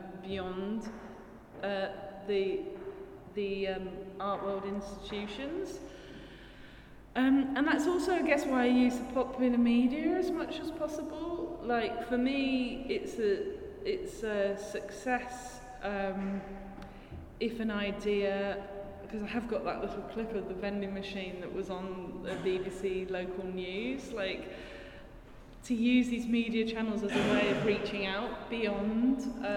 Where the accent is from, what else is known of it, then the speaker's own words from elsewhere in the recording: United Kingdom; inflicted by childhood growing up in Thatcher's Britain.